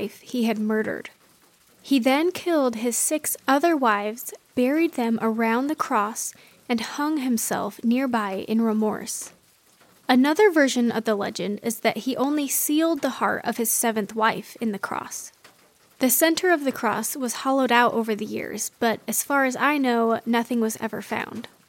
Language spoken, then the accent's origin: English; Kaysville, Utah, United States; my hometown in Kaysville, Utah